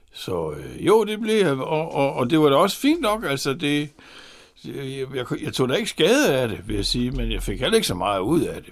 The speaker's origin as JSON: {"language": "Danish", "town": "Horsens", "region": "Central Denmark Region", "country": "Denmark", "tie": "born or raised there", "said": "Født og borgen i Horsens, på tredje sal i den strandgade"}